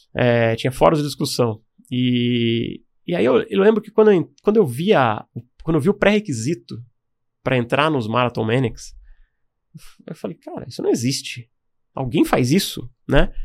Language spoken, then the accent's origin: Portuguese; Caraguatatuba, São Paulo, Brazil; eu morava no litoral norte aqui de São Paulo. Eu passei minha infância lá, mas sou de lá, de Caraguatatuba